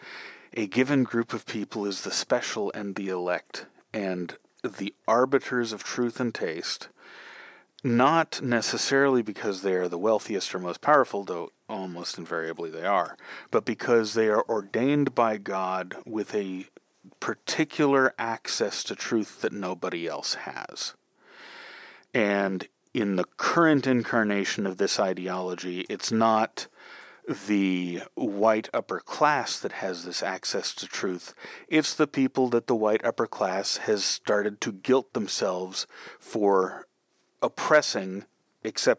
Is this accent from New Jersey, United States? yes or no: no; San Francisco, California, United States; I'm from San Francisco